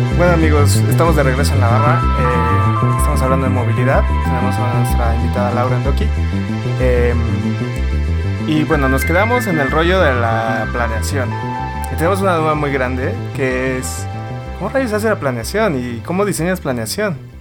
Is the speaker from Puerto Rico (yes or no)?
no; Villahermosa, Tabasco, Mexico; Yo soy de, de Villahermosa y en Villahermosa es súper caótico